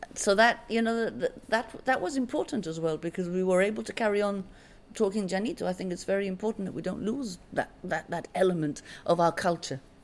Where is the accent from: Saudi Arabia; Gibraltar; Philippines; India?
Gibraltar; I came from Loreto Convent, so when I went into the comprehensive system, uh, all the schools came came together